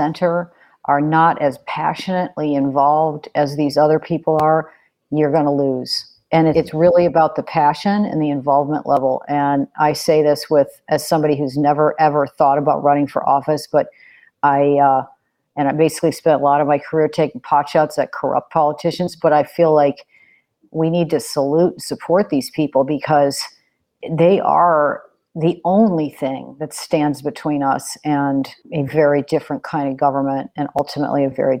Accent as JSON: {"language": "English", "town": "Chicago", "region": "Illinois", "country": "United States", "said": "I'm from Chicago. Most of my early career was in Illinois"}